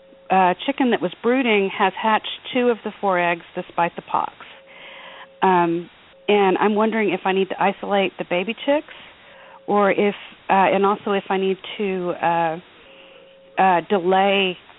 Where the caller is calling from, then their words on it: Texas, United States; I'm calling from Texas